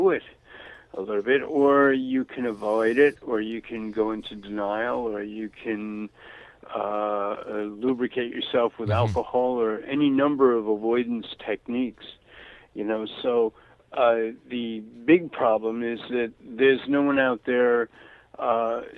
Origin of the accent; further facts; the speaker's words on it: New York City, New York, United States; moved away; also born or lived in Florida / Santa Barbara, California; growing up in Brooklyn, in the 1950s